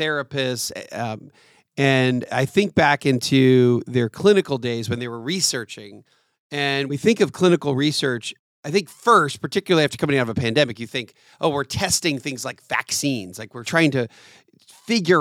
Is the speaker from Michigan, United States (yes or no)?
no; Lancaster, Pennsylvania, United States; also born or lived in North Carolina; now in Atlanta, United States; I'm from Lancaster, Pennsylvania